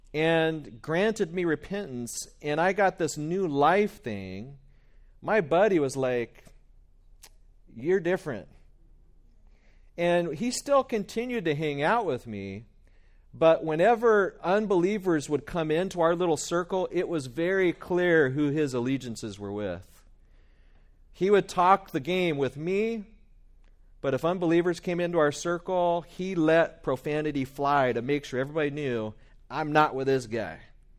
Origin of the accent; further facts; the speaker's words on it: West Virginia, United States; also born or lived in Bakersfield, United States; maybe it's just because I'm from West Virginia in my roots, or is it because of the Bakersfieldian in me?